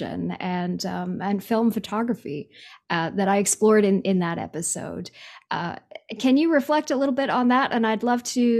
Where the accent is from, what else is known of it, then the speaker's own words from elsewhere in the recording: Canada; I'm Canadian and we have a very different system